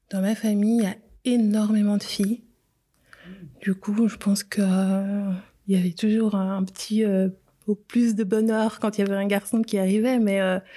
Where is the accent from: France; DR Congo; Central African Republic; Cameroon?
DR Congo; also born or lived in Geneva, Switzerland; now in Switzerland; je suis originaire de la République démocratique du Congo.